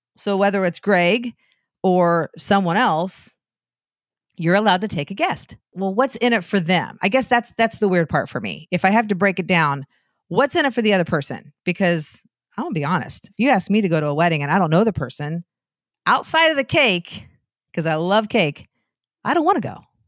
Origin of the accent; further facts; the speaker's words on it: Anderson, Indiana, United States; Anderson, where I lived, my hometown